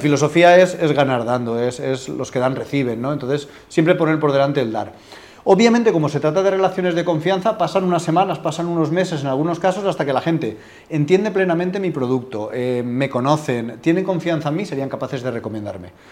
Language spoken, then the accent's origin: Spanish; Alicante, Valencian Community, Spain; moved away as an adult; now in Madrid, Spain; yo soy de Alicante, soy original de allí, aunque hace ocho años que vivo en Madrid